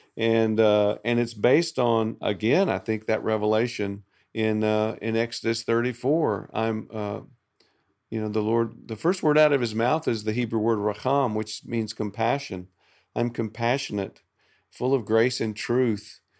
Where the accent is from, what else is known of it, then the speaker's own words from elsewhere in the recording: the South, Southern United States, United States; I'm a Southerner